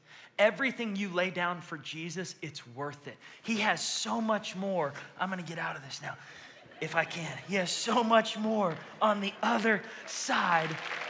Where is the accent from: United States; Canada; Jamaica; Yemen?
Yemen; born there; I'm a Muslim. I was born in Yemen. My whole family are Muslims.